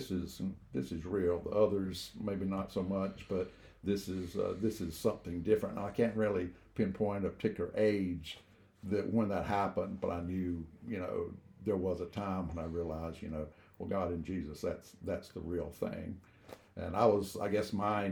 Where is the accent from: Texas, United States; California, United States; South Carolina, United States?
South Carolina, United States; Rock Hill; born and raised in Rock Hill